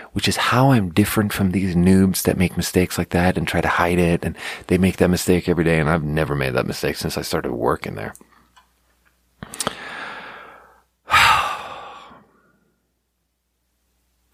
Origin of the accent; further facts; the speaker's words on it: Sweden; now in United States; I'm not an American, so I just, like, just play the Swedish card and just be like, look, these are not my politics, because I'm from a different country.